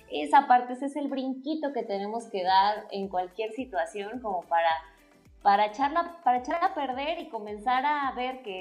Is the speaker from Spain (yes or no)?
no; Mexico; accent: Mexican; Probablemente sea que no tengo el acento mexicano porque estudié otro idioma y a veces tiendo a mezclar los tonos eh, rusos a veces o la forma, ¿no?